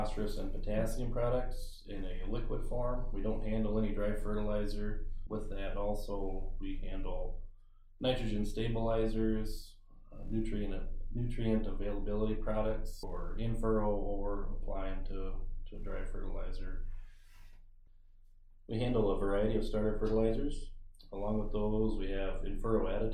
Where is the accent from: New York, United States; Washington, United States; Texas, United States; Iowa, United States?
Iowa, United States; Thompson; now in Buffalo Center, United States; I grew up in Thompson, Iowa